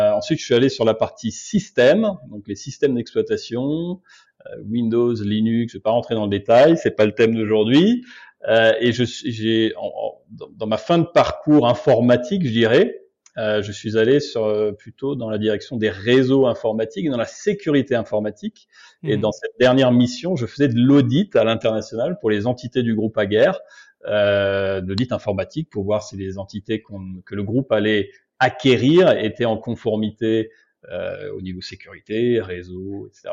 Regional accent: Obernai, Grand Est, France; moved away as an adult; now in Brazil; je suis alsacien d'origine, d'une petite ville qui s'appelle Aubernay, qui doit faire un peu plus de 10 000 habitants

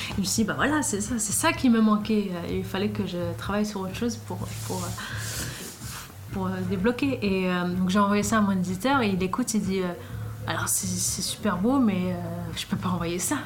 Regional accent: Sweden; moved away as an adult; now in Paris, France; quand j'ai quitté la Suède

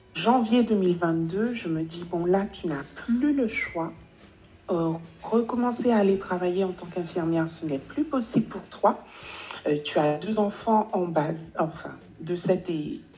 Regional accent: Guadeloupe; moved away as an adult; now in Paris, France; j'ai grandi aux Antilles, je suis antillaise, j'ai grandi en Guadeloupe

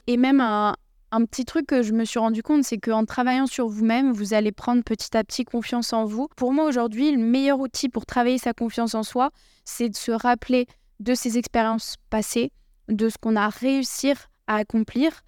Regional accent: Bordeaux, Nouvelle-Aquitaine, France; J'ai grandi à Bordeaux

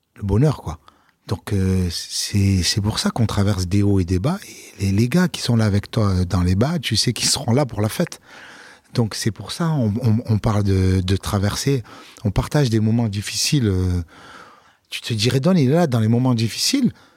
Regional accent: Marseille, Provence-Alpes-Côte d'Azur, France; also born or lived in London; Chez moi à Marseille

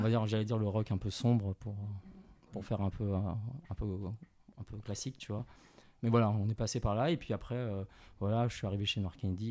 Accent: Paris, Île-de-France, France; also born or lived in China; je suis né en Chine, j'ai grandi à, Paris, en banlieue parisienne

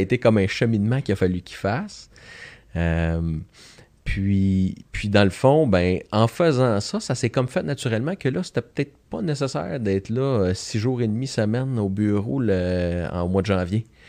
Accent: Joliette, Quebec, Canada; un petit garçon de Joliette, euh, natif de Joliette. J'ai, fait mon école primaire secondaire à Joliette

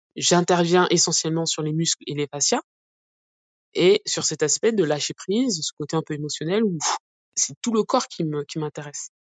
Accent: Aspach-le-Bas, Grand Est, France; moved away; also born or lived in Mulhouse / Montpellier; Dans mon petit village, euh, là où j'ai grandi, à Aspac-le-Bas

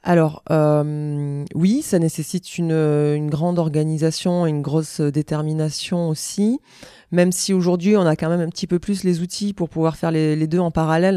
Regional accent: Auch, Occitania, France; also born or lived in Toulouse; je suis né à Toulouse, mais euh, c'est vrai que j'ai grandi dans le Gers

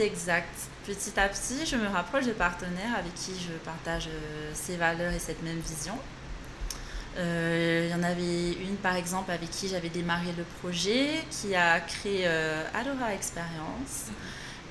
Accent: French Polynesia; moved away as an adult; also born or lived in Bordeaux, France; ici, à Tahiti, on a une classe préparatoire au lycée Paul Gauguin qui nous donne euh, l'opportunité de passer les concours

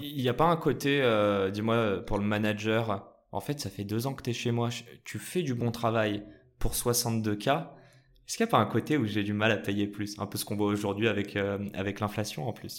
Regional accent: Morocco; je suis marocain

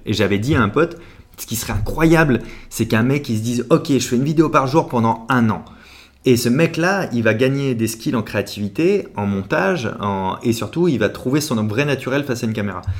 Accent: La Rochelle, Nouvelle-Aquitaine, France; now in Paris, France

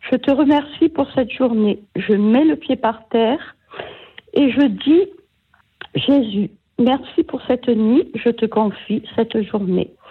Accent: Corsica, France; Oui, je suis corse.

